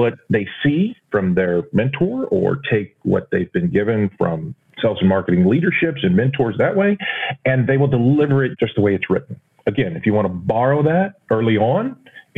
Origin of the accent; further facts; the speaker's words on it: Texas, United States; growing up in Texas